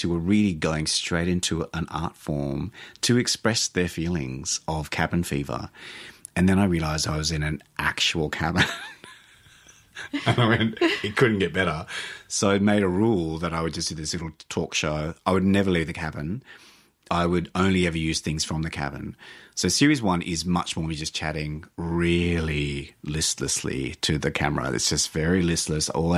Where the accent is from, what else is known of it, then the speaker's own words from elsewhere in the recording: Australia; I'm Australian.